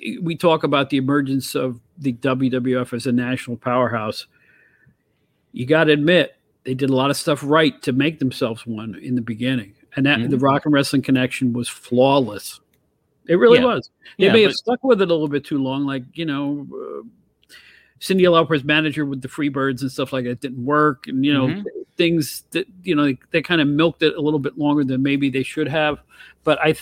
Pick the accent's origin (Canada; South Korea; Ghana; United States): United States; New York; as a New Yorker